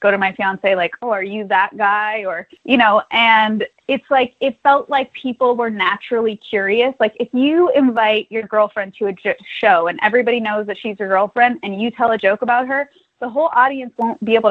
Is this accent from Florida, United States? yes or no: no; Los Angeles, California, United States; also born or lived in New York; Well, I grew up in Los Angeles, so I was doing, like, commercials when I was a little kid